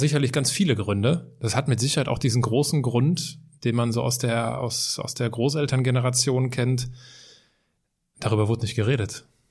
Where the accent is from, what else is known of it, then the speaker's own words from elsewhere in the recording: Altenkirchen, Rhineland-Palatinate, Germany; Bei uns äh, in der Heimatstadt steht so ein Mahnmal